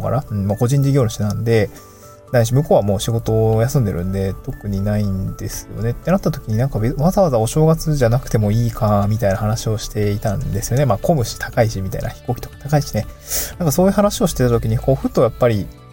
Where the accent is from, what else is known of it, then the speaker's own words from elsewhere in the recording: Niigata, Japan; also born or lived in Tokyo; now in Awaji Island, Japan; 私の実家、新潟